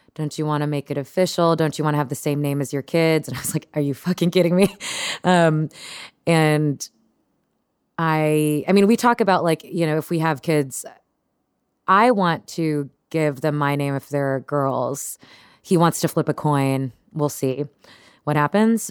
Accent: Texas, United States; moved away; I grew up in Texas

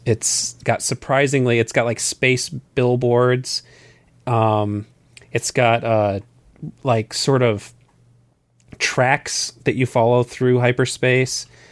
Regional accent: Southern Arizona, United States; I grew up in Southern Arizona

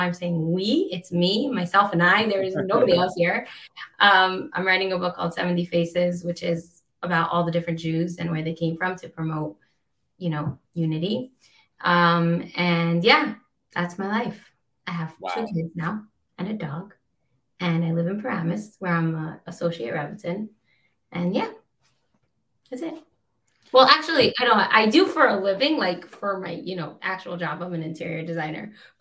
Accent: Israel; also born or lived in Australia / United States; I was born in Australia and we moved to America when I was a little girl and we made Aliyah to Israel when I was 10. I grew up in Israel.

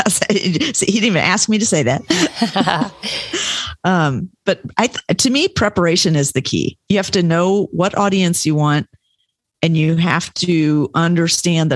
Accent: Germany; I was born in Germany.

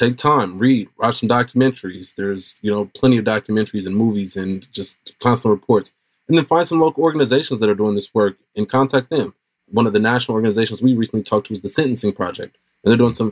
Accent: Oakland, California, United States; growing up in Oakland

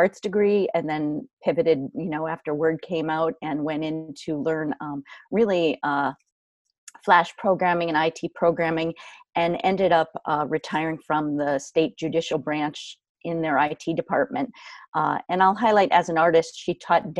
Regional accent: Canton, Connecticut, United States; Where I grew up is where I am right now. I am 5 minutes from my hometown, my home in Canton, Connecticut

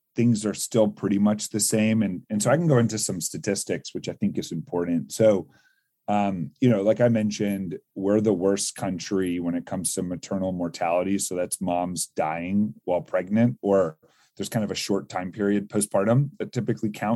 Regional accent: Northern Virginia, United States; I grew up in like the Northern Virginia area near DC

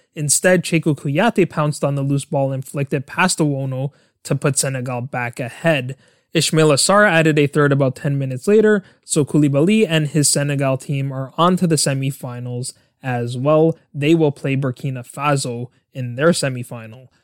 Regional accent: Canada; my home country of Canada

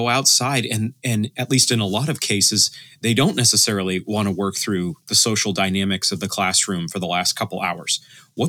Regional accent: Maine, United States; I'm from Maine myself

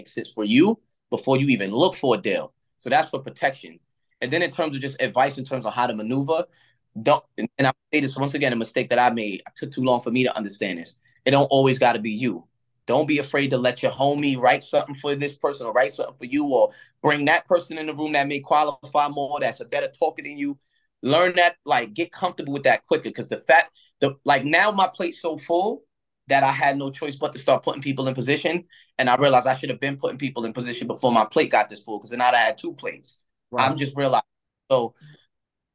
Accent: New York, United States; I'm from New York

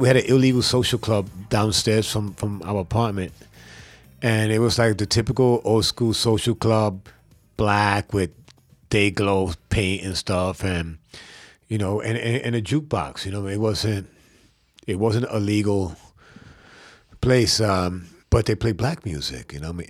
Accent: New York City, New York, United States; I was from Brooklyn

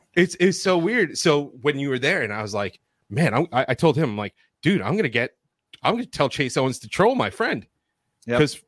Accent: New York, United States; we're from New York

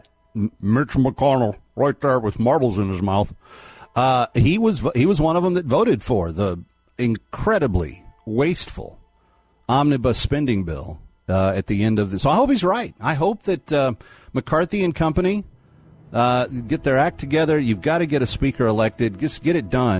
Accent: Fort Worth, Texas, United States; my hometown, Fort Worth

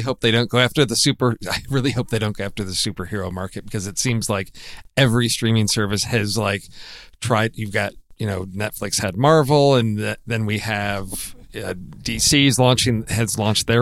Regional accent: Midwest, United States; growing up in the Midwest

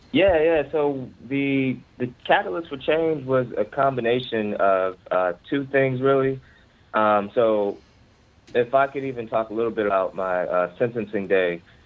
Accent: Ferguson, Missouri, United States; moved away as an adult; now in Baltimore, United States; I'm from the Ferguson, Missouri area uh, of North St. Louis.

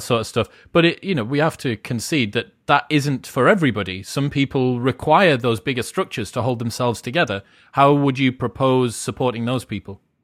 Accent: United Kingdom; being British

